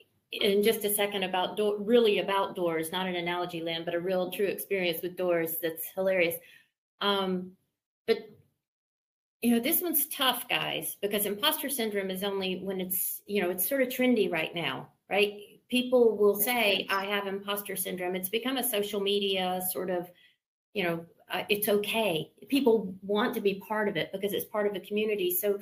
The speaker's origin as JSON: {"language": "English", "region": "the South", "country": "United States", "said": "I'm from the South. We have door handles."}